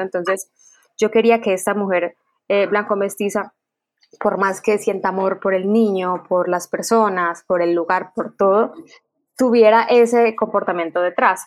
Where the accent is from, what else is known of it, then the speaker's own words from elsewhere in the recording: Quibdó, Chocó, Colombia; crecí viéndolos eh, en Quibdó